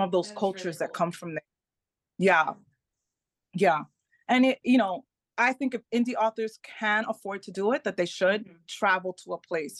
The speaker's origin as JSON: {"language": "English", "region": "New York", "country": "United States", "tie": "born or raised there", "also_born_or_lived": "Melbourne, Florida", "first_language": "Spanish", "second_language": "English", "moved": "as an adult", "lives_now": "Tampa, United States", "said": "I was born in New York, raised in New York, but we live in Florida."}